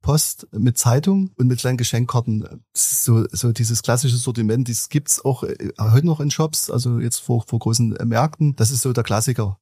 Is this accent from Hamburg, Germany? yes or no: no; Dresden, Saxony, Germany; ich bin in Dresden geboren